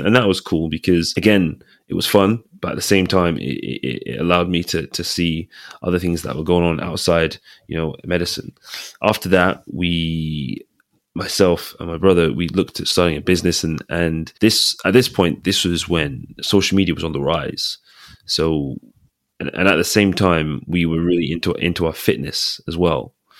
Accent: Nigeria; I'm from a very medical family. Father's a doctor, mom's a nurse. So, and guess what? We're Nigerian.

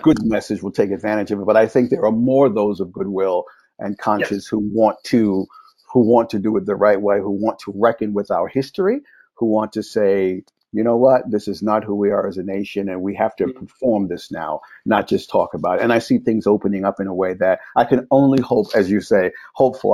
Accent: New York, United States; I'm a native New Yorker, born and raised in New York

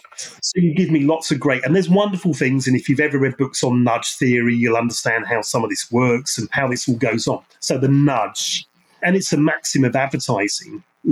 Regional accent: Ireland; and in fact, I'm Irish, so Irish English, is really quite interesting.

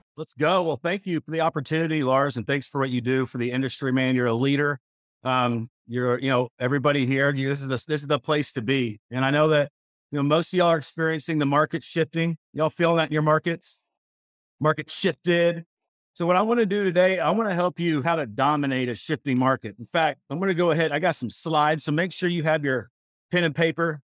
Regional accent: Missouri, United States; moved away as an adult; now in Dallas, United States; I grew up in Missouri, a, as a country boy, I worked on a dairy farm

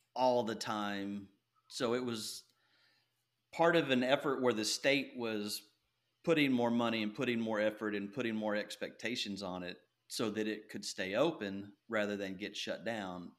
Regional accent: Nacogdoches, Texas, United States; also born or lived in Longview, Texas; I was raised in East Texas, and you can probably hear that in my voice.

